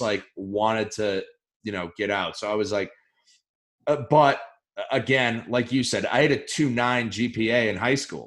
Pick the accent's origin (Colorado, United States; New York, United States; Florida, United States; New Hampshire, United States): New Hampshire, United States; Newmarket; I grew up in Newmarket, the next town over from oh, Durham.